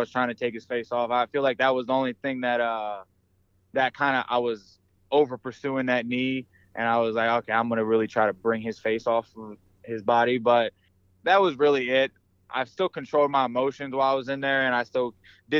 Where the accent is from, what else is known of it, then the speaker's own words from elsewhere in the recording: Baltimore, Maryland, United States; I'm from Baltimore